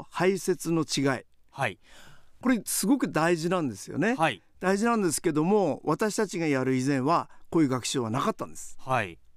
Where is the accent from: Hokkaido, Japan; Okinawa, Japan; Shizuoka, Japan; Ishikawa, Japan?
Hokkaido, Japan; 私も北海道生まれで北海道で育ちましたけども